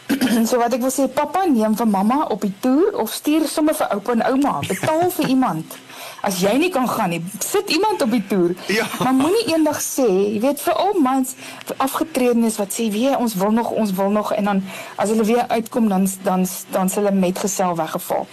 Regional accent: South Africa

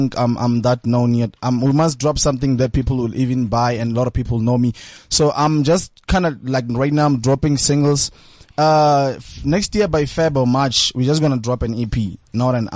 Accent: Tlhabeni, Limpopo, South Africa; moved away as an adult; also born or lived in Elim, Limpopo; now in Pretoria, South Africa; I'm from Tlhabeni, Blok Echi, but I'm always moving up and downs. But then I'm staying with my dad at Bokota. It's in Elim as well in Limpopo.

